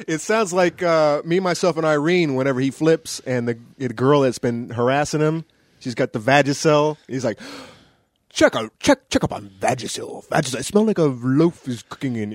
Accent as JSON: {"language": "English", "region": "the South", "country": "United States", "tie": "born or raised there", "said": "I grew up in the South"}